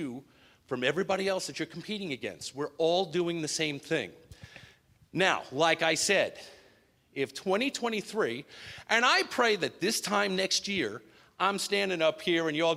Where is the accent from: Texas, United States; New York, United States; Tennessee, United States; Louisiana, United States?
New York, United States; born and bred in New York